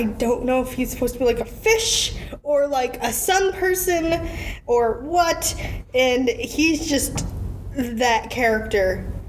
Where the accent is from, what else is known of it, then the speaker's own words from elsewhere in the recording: United States; watching it as an American